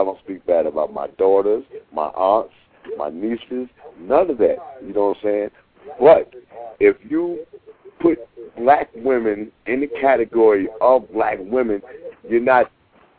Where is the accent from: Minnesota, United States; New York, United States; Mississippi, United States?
New York, United States; moved away; I'm from the East Coast. I'm from New York